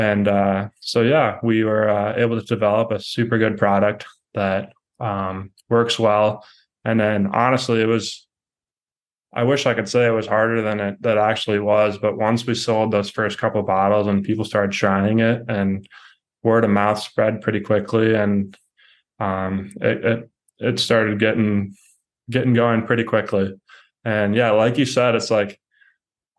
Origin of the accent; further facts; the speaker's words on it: Cleveland, Ohio, United States; I'm from Cleveland, Ohio